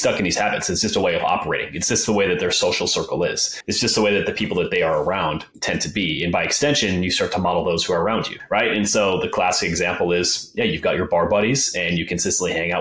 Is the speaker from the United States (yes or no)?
yes; Wisconsin, United States; moved away as an adult; also born or lived in Colorado; I grew up in Wisconsin